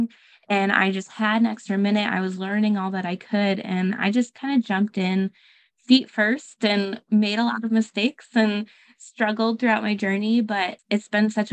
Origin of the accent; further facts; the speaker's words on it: Michigan, United States; moved away as an adult; also born or lived in Texas; I'm actually originally from Michigan, but I moved across the states to Texas to teach